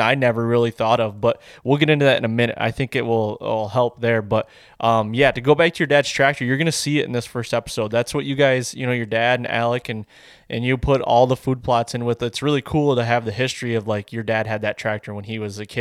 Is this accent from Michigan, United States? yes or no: yes; Michigan, United States; I'm from Michigan